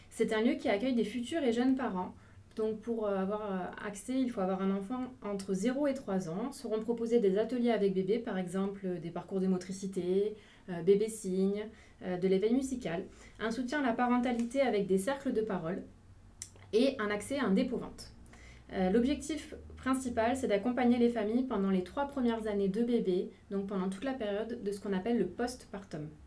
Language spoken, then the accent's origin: French; Marseille, Provence-Alpes-Côte d'Azur, France; moved away as an adult; now in Martigues, France; j'habite à Martigues et je suis originaire de Marseille. J'habite dans cette ville depuis deux ans.